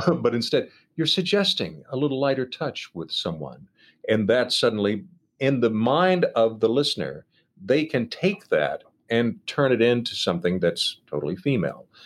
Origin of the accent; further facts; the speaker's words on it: Nashville, Tennessee, United States; I grew up outside of Nashville, Tennessee.